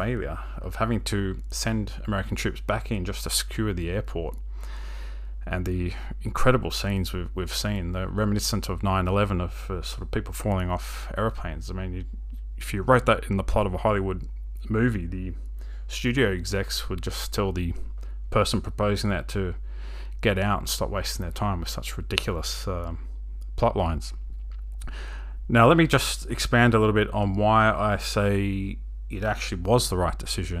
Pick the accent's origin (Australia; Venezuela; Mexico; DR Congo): Australia; you have to meet up with an armed convoy when you're visiting as an Australian official